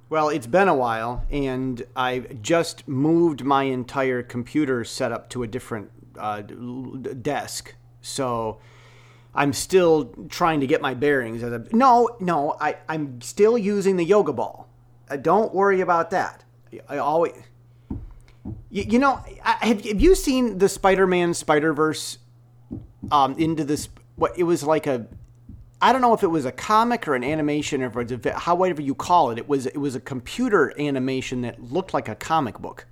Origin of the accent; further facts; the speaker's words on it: United States; now in Taiwan; I'm an American self-taught software developer, Bible-trained, uh, stock exchange moderator, uh, that's, that's living in Taiwan